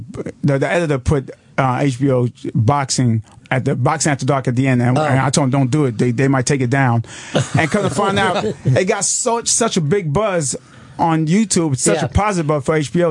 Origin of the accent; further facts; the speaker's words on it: New York City, New York, United States; I grew up in Brooklyn, East New York. Yeah. My family came to America about, I think, like 62, I can't remember, before I was born.